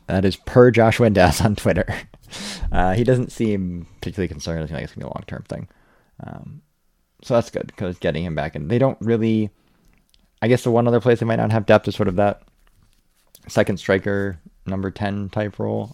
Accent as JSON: {"language": "English", "country": "United States", "said": "As a American"}